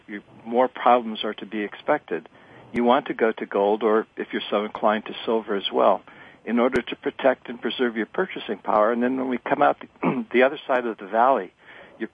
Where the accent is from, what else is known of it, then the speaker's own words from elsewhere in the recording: Ohio, United States; When I was a kid growing up in Ohio back in the 1950s